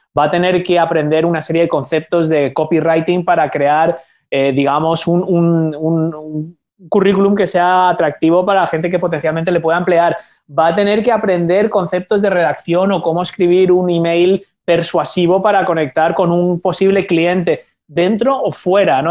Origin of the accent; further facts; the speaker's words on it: Spain; yo soy de España